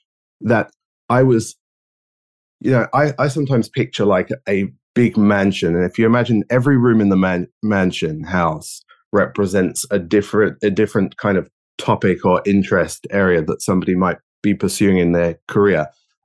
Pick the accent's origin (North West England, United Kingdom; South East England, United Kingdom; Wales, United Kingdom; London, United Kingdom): London, United Kingdom; accent: geographically confused; moved away as an adult; now in Australia; I grew up in London, and now I live in Australia. As you can probably tell by my geographically confused accent.